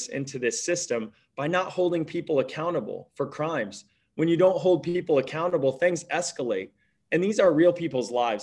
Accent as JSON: {"language": "English", "town": "Petersburg", "region": "Illinois", "country": "United States", "tie": "born or raised there", "moved": "as an adult", "said": "I came back right after Stanford Business School to live in my hometown of Petersburg, Illinois, 6 years ago."}